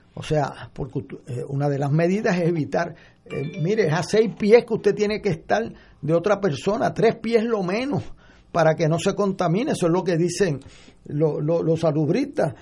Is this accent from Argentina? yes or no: no; Puerto Rico; como puertorriqueño